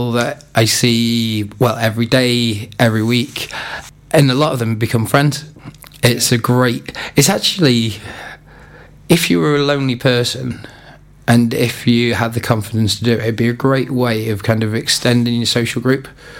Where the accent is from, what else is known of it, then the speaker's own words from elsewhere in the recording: Haverfordwest, Wales, United Kingdom; it's my hometown. Halford West is my hometown. It's got a great community.